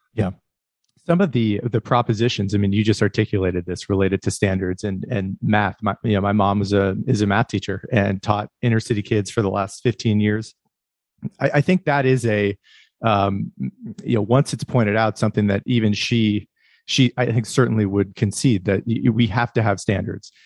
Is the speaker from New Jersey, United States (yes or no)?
no; northwestern Pennsylvania, United States; I was raised in the Rust Belt in, uh, northwestern Pennsylvania